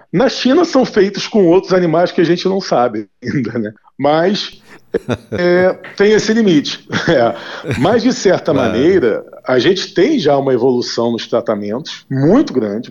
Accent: Brazil; 41 anos de idade, nasci no Brasil

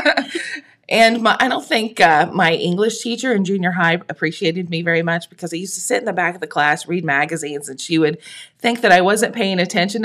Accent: Thurman, Ohio, United States; also born or lived in Jackson, Ohio; I grew up in Thurman on a tiny little farm on a little road that nobody's ever heard of.

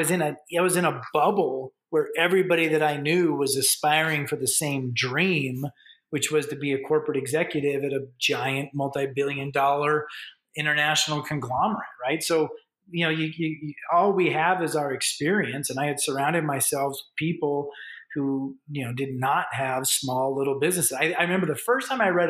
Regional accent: United States; moved away as an adult; now in Canada; I'm an American, but I got really accustomed to working in Canada.

